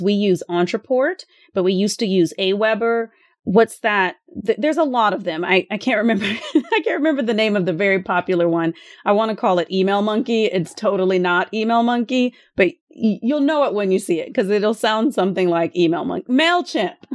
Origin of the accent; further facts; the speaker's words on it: Austin, Texas, United States; I would like to buy a house here in Austin in my hometown